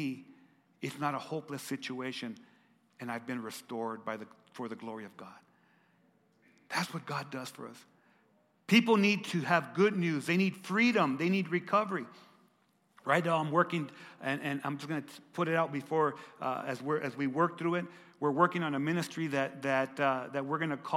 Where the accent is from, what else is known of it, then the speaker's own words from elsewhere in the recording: Lordsburg, New Mexico, United States; We grew up together in Lordsburg, New Mexico